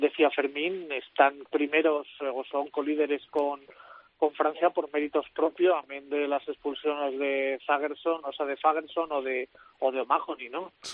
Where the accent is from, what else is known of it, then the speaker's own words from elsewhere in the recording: next to Gibraltar, Andalusia, Spain; soy al lado de Gibraltar